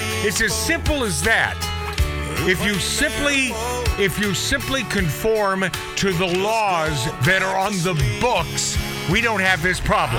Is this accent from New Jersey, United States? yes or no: no; Portland, Oregon, United States; My hometown, man, Portland, Oregon